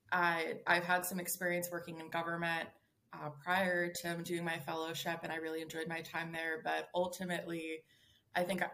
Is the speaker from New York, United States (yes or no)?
yes; Hudson Valley, New York, United States; moved away as an adult; also born or lived in New Haven, Connecticut; now in Cleveland, United States; I grew up in upstate New York. I like to say that it's from upstate New York, but depending on who you ask, I'm not technically upstate. I'm from the Hudson Valley in New York, so not the city